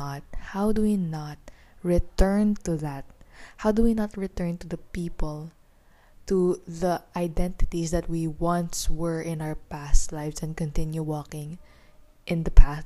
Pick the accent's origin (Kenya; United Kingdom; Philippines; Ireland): Philippines; also born or lived in Manila; I'm a teenager from the Philippines. I'm residing here in the capital of the Philippines.